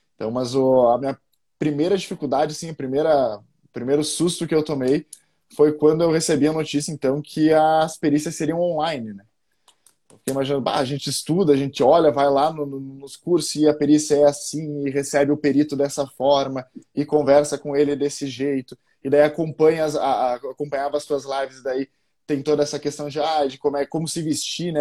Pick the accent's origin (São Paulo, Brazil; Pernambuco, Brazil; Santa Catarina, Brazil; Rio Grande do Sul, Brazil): Rio Grande do Sul, Brazil; Passo Fundo; sou gaúcho de Passo Fundo, né, aqui do no frio do no, no sul do está no sul do, do, país